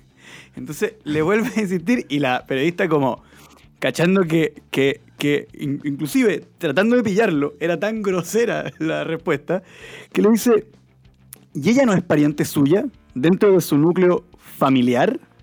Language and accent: Spanish; Chile; Somos dos diputados chilenos